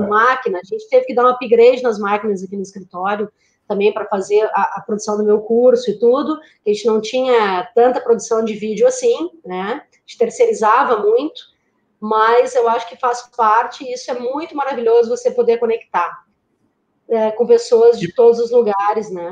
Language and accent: Portuguese; Porto Alegre, Rio Grande do Sul, Brazil; moved away as an adult; now in Florianópolis, Brazil; no Rio Grande do Sul, que é a minha terra natal, eu sou porto-alegrense, mas moro em Florianópolis há 20 anos.